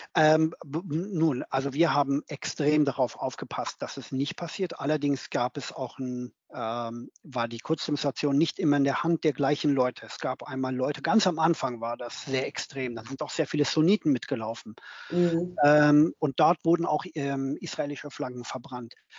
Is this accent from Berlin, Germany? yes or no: yes; Berlin, Germany; moved away as an adult; now in London, United Kingdom; bin, wie gesagt, 2008 aus Berlin weggegangen als Berliner, geborener Berliner und äh, lebe jetzt in London